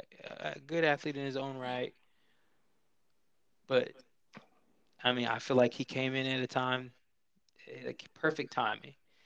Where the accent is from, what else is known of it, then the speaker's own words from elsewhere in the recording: California, United States; Being a Californian, and the way that she runs has always meant something to me